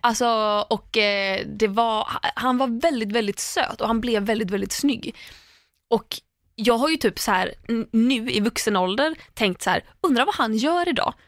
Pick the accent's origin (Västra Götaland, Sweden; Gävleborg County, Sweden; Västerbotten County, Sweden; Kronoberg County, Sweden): Västra Götaland, Sweden; Landvetter; alltså jag kommer ändå från Landvetter.